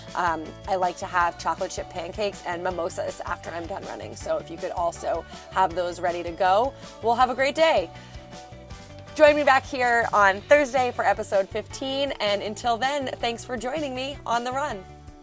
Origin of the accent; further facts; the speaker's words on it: New Hampshire, United States; moved away; I am from New Hampshire. That's where my parents live